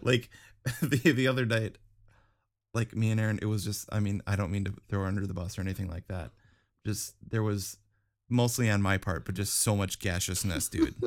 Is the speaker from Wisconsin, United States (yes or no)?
yes; Wisconsin, United States; growing up in Wisconsin